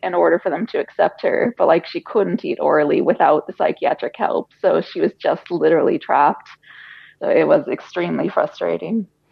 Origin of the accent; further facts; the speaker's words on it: United States; moved away as an adult; now in Ireland; we're we're American. We were born in America, lived in Ireland eight years now